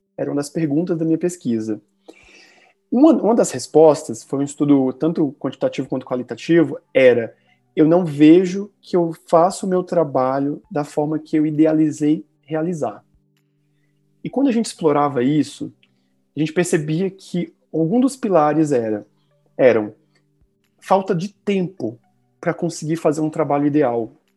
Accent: Minas Gerais, Brazil; sou mineiro

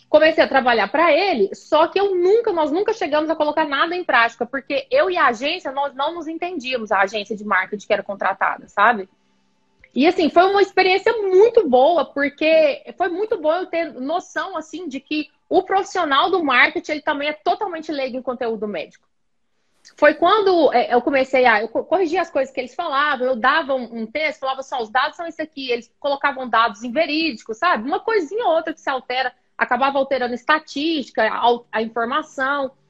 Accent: Goiás, Brazil; also born or lived in Goiânia; Então, eu sou do interior de Goiás, né, da cidade de Goiás, patrimônio histórico da humanidade pela Unesco. Conheçam a cidade de Goiás. E aí eu vim para Goiânia no final do ensino médio para poder prestar vestibular, estudar, fazer faculdade.

